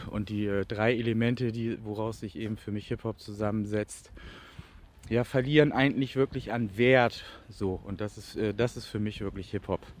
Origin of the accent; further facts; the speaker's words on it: Bremen, Germany; in meiner Heimatstadt Bremen entstanden. Jeder wollte ihn so haben.